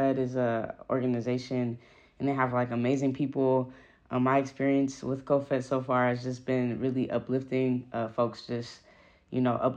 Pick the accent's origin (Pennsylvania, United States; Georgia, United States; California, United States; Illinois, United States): California, United States; Oakland; I'm from Oakland, California.